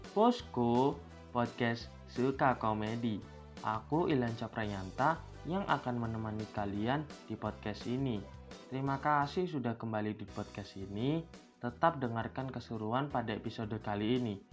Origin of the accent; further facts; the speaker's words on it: Sidoarjo, East Java, Indonesia; Aku tuh lulusan dari SD Pucang di Sidoarjo. Mungkin warga Sidoarjo ngerti lah, bisa ditebak di mana posisi SD ku berada.